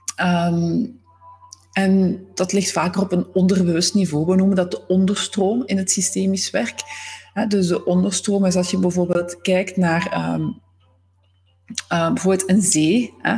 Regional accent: Zwijnaarde, Flanders, Belgium; moved away; Ik ben oorspronkelijk van Zwijnaarden, dat ligt naast Gent

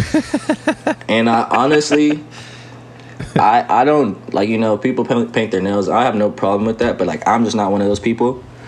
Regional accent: Riverside, California, United States; we grew up skating back in Riverside

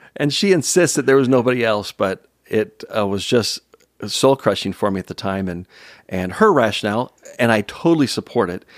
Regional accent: San Jose, California, United States; I grew up in San Jose, San Jose, California

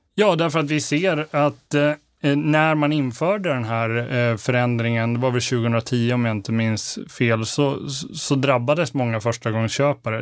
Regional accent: Borlänge, Dalarna County, Sweden; Jag är född och uppvuxen i Borlänge

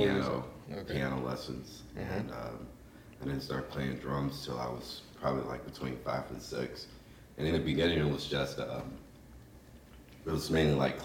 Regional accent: Houston, Texas, United States; I'm from Houston, Texas, and I play the drums

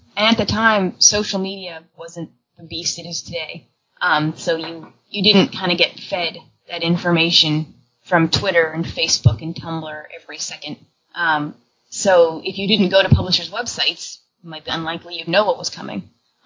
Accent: Canada; as a Canadian, I can say that I grew up getting a lot of manga in French as well

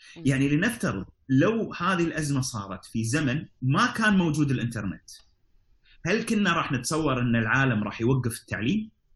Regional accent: Kuwait; عندنا في الكويت

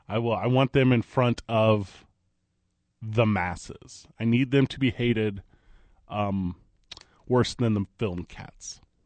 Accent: Midwest, United States; now in Albuquerque, United States; I grew up in the Midwest

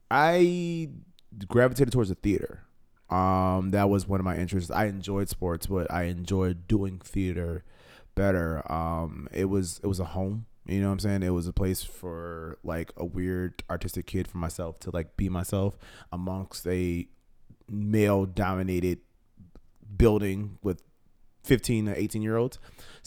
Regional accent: Chicago, Illinois, United States; I'm born and raised on the South Side of Chicago.

